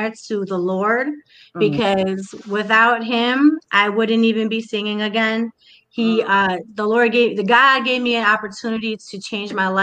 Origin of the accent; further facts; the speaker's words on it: United States; also born or lived in Harlem, New York; now in Cleveland, United States; I grew up in Cleveland, but I also grew up in Harlem. So I moved to Harlem at an early age in New York